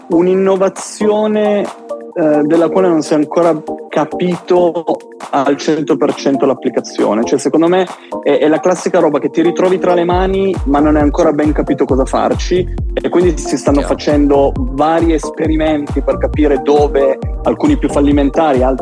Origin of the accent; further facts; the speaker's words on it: Turin, Piedmont, Italy; io sono di Torino